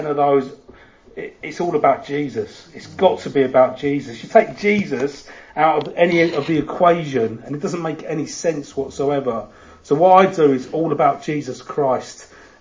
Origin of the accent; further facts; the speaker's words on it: London, United Kingdom; accent: Cockney; moved away; also born or lived in Bradford; I am from London. I was born in Hammersmith many, many moons ago.